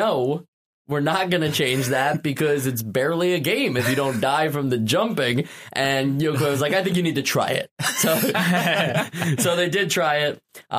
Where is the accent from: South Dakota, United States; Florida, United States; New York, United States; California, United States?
New York, United States; New York City; We're all from New York City.